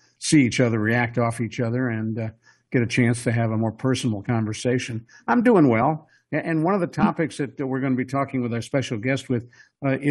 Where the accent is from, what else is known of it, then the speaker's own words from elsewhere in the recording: Ohio, United States; I grew up in Ohio